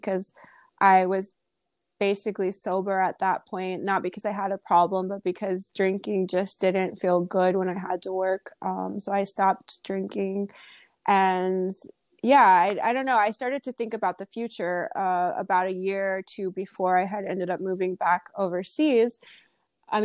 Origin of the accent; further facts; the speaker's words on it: United States; I started a blog because I wanted to kind of share my experience as an American in another country, and I wanted to write about it.